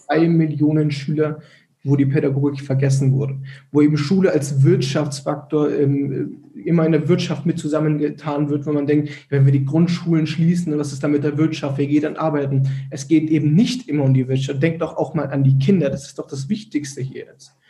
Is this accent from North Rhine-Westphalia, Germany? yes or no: no; Erlangen, Bavaria, Germany; bei uns in Erlangen